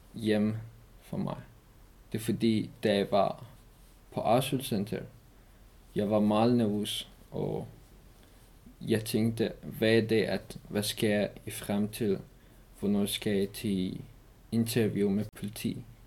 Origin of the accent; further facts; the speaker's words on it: Iran; Danish is a second language; moved away as an adult; also born or lived in Afghanistan; now in Denmark; jeg kom fra Afghanistan, men jeg er opvokset i Iran